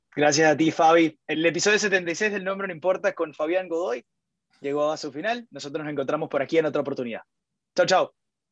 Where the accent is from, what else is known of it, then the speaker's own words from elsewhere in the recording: Venezuela; para uno como venezolano